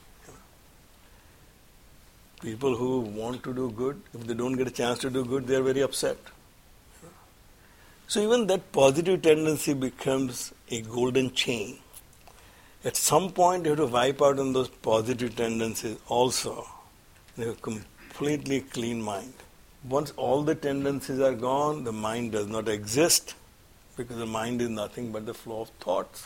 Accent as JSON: {"language": "English", "country": "India", "tie": "born or raised there", "moved": "yes", "said": "We have more Gita classes and the Bal Vihar classes here in this country than when I was growing up in India"}